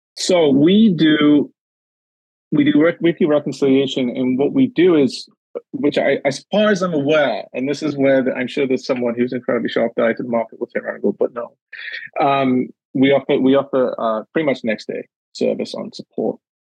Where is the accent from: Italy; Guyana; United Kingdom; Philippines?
United Kingdom; Newcastle upon Tyne, North East England; moved away as an adult; also born or lived in the Maritimes, Canada; now in Canada; my time growing up in Newcastle and and in the north of England